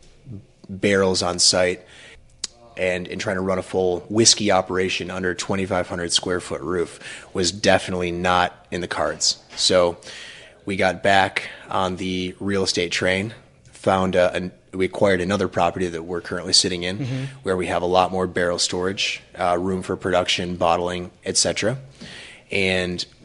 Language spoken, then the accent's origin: English; Traverse City, Michigan, United States; Michigan, Traverse City specifically, is my hometown. That's where I was born and raised.